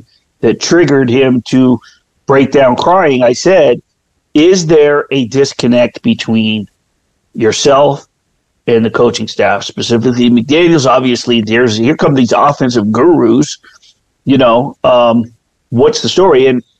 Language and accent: English; Las Vegas, Nevada, United States; growing up in Las Vegas